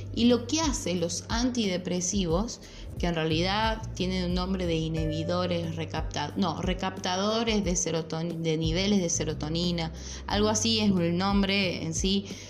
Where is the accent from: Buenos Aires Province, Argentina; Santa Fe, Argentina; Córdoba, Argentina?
Córdoba, Argentina; yo soy de Córdoba